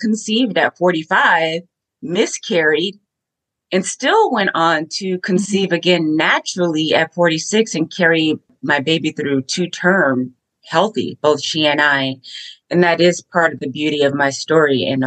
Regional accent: Los Angeles, California, United States; now in Clearwater, United States; I'm an LA girl, born and raised in California, but I currently live in Clearwater, Florida

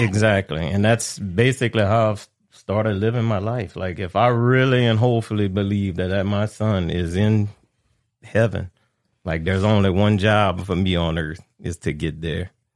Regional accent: Abbeville, Louisiana, United States; I'm born and raised in Abbeville, but my, my family was from, uh, Pecan Island

